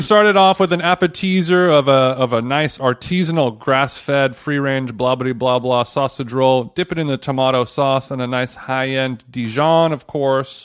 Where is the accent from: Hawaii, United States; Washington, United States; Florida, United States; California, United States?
California, United States; Huntington Beach; I'm from Huntington Beach